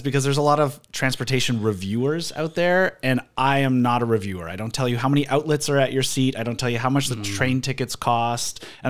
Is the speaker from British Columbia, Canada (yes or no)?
yes; Vancouver, British Columbia, Canada; Born and raised in Vancouver. Still live here. Love it. Live 6 blocks away from my sister and a 5-minute drive from my parents. I really haven't gone far.